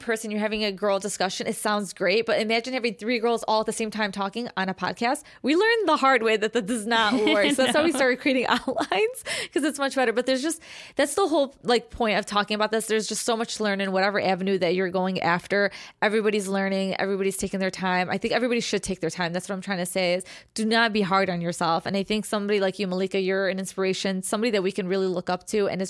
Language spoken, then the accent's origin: English; Chicago, Illinois, United States; I'm from Chicago